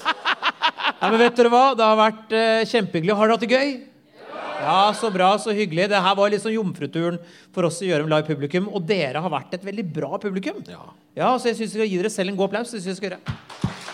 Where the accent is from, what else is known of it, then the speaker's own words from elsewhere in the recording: Tønsberg, Vestfold, Norway; der jeg kommer fra